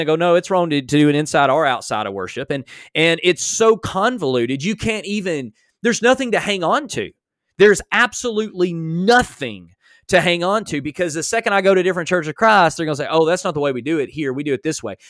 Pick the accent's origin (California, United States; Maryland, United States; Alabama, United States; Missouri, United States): Alabama, United States; I'm from Alabama